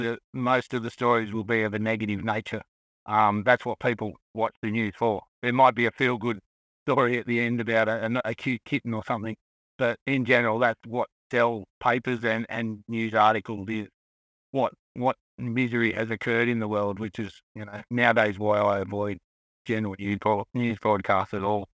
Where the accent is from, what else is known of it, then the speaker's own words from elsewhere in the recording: Sydney, New South Wales, Australia; now in Victoria, Australia; I was born in Sydney area, but my mother was from the country.